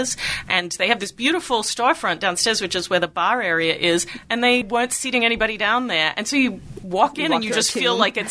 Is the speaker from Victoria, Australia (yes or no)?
yes; Melbourne, Victoria, Australia; moved away; Melbourne, which is my hometown